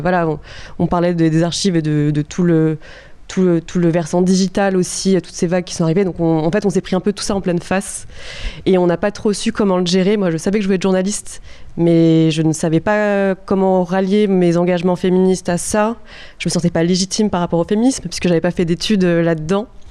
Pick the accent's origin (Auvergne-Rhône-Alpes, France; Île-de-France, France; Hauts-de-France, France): Auvergne-Rhône-Alpes, France; countryside around Lyon; moved away; je venais de, la campagne de Lyon